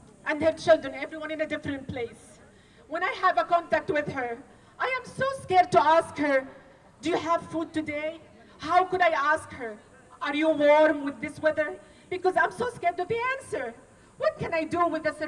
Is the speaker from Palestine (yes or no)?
yes; Gaza Strip, Palestine; now in Sydney, Australia; born and raised in the Gaza Strip